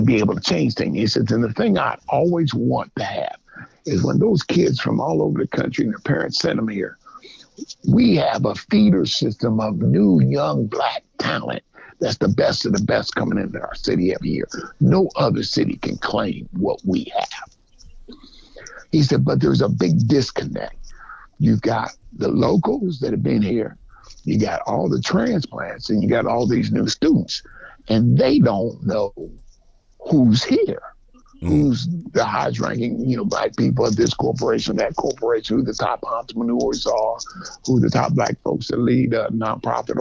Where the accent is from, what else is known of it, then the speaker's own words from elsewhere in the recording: the North, United States; moved away as an adult; also born or lived in Georgia; I'm from the North